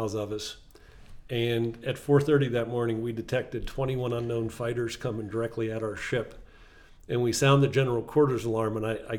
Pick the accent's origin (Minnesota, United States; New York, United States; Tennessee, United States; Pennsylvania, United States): Pennsylvania, United States; Altoona; moved away as an adult; I'm from Altoona, Pennsylvania, and I'm the only one of seven children who did not go to Penn State